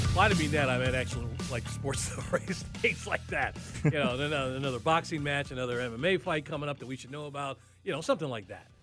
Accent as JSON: {"language": "English", "town": "Chicago", "region": "Illinois", "country": "United States", "moved": "yes", "said": "I'm from Chicago"}